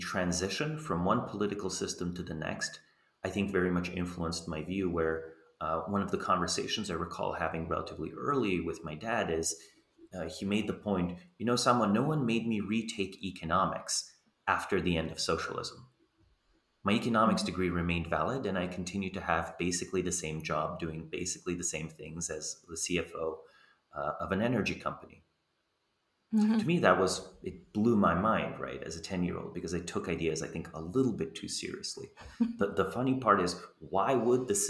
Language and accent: English; Slovenia; growing up in Slovenia, newly independent